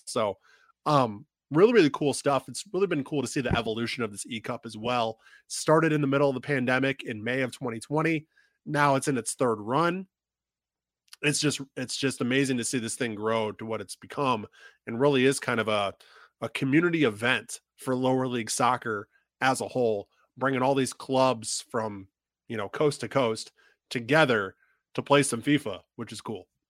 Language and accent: English; Illinois, United States; my hometown in Illinois